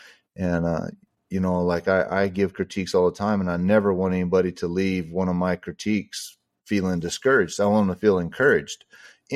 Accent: Texas, United States; I'm from Texas

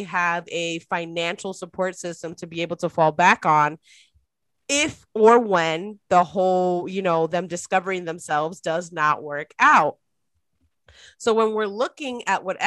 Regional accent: Dominican Republic; moved away; I'm an immigrant. My family, I was born in the Dominican Republic. I'm born to immigrant parents

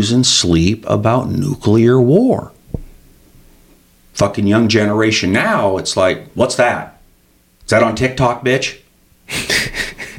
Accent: Pacific Northwest, United States; I grew up in the Pacific Northwest

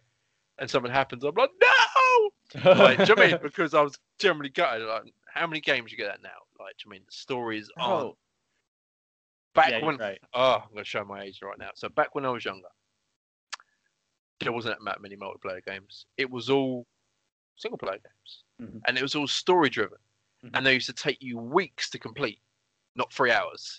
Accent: England, United Kingdom; I'm English. I'm British. Come from England

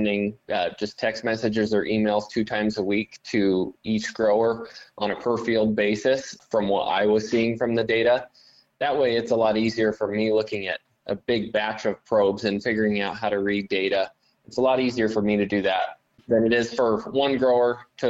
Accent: Axtell, Nebraska, United States; I'm from Axtell, Nebraska, and I run a business called Acre Insights LLC here in South Central Nebraska

